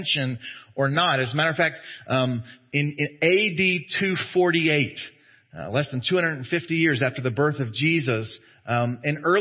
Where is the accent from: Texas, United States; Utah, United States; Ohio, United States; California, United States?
Texas, United States; as Americans, as Southern Americans, as Texan Americans, as evangelicals